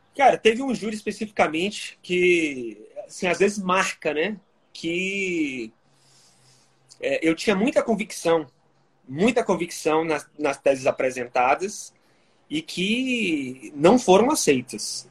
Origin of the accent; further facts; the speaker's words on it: Salvador, Bahia, Brazil; eu sou natural de Salvador, na Bahia.